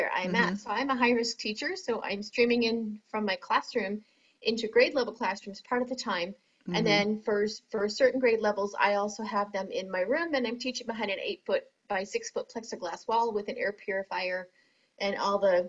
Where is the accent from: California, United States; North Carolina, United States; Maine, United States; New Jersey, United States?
Maine, United States; moved away as an adult; I'm originally from Maine, and then moved down here about 23 years ago for the current job that I have